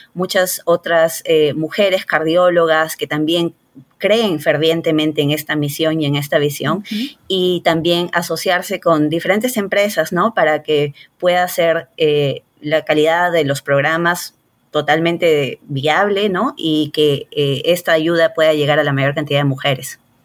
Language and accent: Spanish; Lima, Peru; moved away as an adult; also born or lived in Rochester, New York / Houston; now in Los Angeles, United States; yo soy peruana, me crié, nací y me crié en Lima